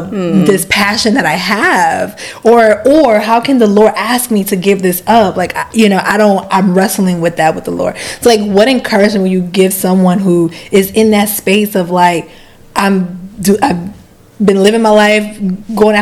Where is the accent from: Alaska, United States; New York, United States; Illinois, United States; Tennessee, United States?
New York, United States; moved away as an adult; also born or lived in Dominican Republic; now in California, United States; grew up in Harlem